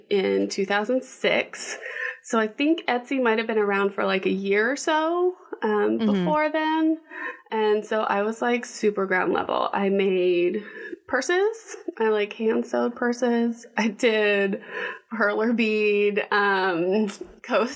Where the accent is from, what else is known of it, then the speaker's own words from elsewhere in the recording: Texas, United States; moved away; also born or lived in Washington, D.C.; I'm originally from Texas